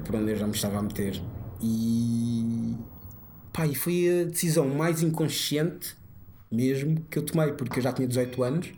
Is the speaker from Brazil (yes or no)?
no; Portugal; also born or lived in Guinea-Bissau; nasci na Guiné, depois um ano a seguir um, ehm, vim para Portugal com os meus pais, uh, depois quando tinha 7 anos voltei para a Guiné com a minha mãe